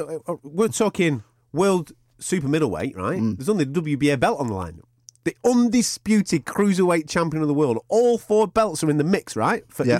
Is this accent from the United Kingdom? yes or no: yes; England, United Kingdom; There'll only be me in the stadium as an Englishman.